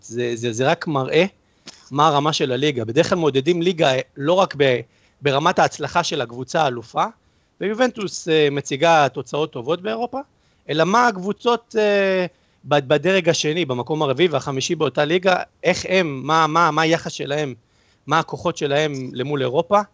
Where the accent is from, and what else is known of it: Italy; now in Israel